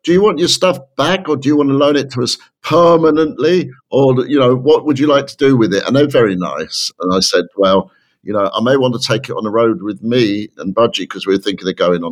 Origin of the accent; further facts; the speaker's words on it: United Kingdom; moved away as an adult; now in Los Angeles, United States; I'm from the South. And they go, the South, really? And I go, yeah, south of London